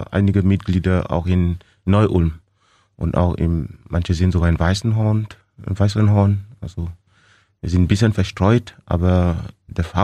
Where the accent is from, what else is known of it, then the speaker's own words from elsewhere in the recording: Cameroon; moved away as an adult; now in Germany; Ich komme aus Kamerun.